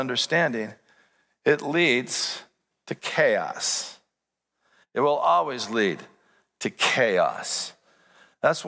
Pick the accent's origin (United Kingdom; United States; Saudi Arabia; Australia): United States; as an American